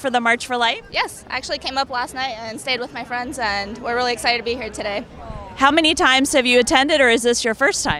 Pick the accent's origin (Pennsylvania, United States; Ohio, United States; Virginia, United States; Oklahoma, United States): Virginia, United States; Fredericksburg; Fredericksburg, Virginia.